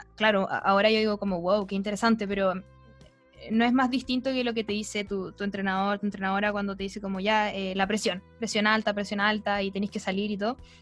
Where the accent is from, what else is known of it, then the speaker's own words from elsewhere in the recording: Chile; como chilenos